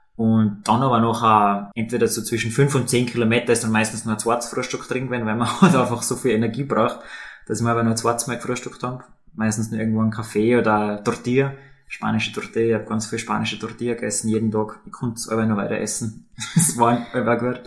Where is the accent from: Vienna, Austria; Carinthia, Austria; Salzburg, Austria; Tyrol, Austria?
Tyrol, Austria; als Tiroler